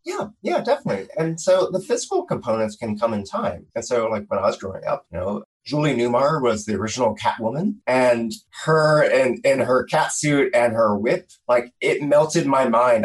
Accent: Philadelphia, Pennsylvania, United States; in Philadelphia when I was growing up

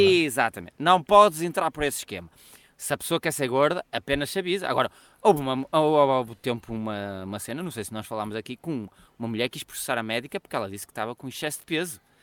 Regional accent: Braga, Norte, Portugal; aqui em Braga

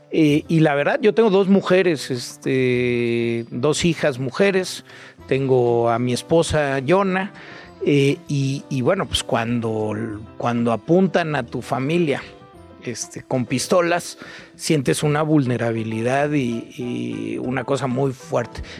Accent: Mexico City, Mexico; Soy bien chilango.

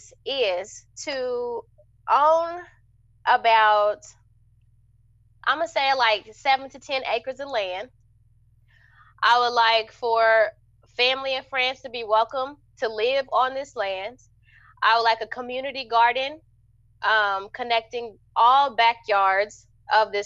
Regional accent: Wichita, Kansas, United States; where I'm from, I'm from Wichita, Kansas

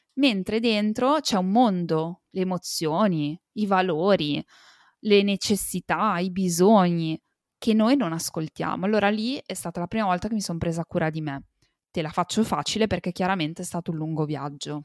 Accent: Italy; sono nata e cresciuta in Italia

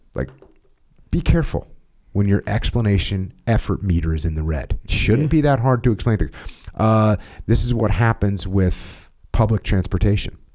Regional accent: United States; because I'm American, I'm a normal American

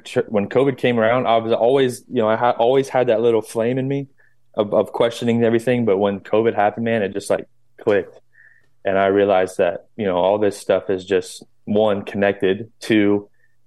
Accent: North Florida, United States; I grew up in Florida, North Florida

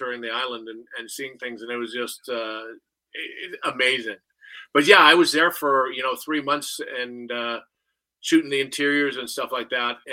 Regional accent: Saskatchewan, Canada; moved away as an adult; also born or lived in Calgary / Los Angeles; I'm from Canada, from Saskatchewan

